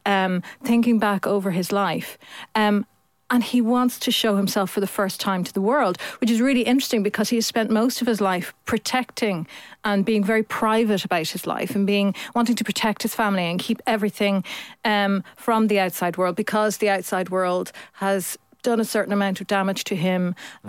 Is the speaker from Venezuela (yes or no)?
no; Ireland; you weren't part of a very religious family when you're Irish.